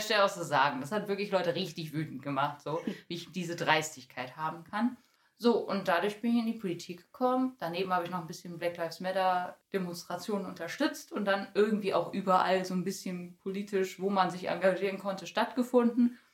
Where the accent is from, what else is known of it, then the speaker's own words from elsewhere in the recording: Bielefeld, North Rhine-Westphalia, Germany; moved away as an adult; also born or lived in Detmold; now in Paderborn, Germany; eigentlich komme ich gebürtig aus Bielefeld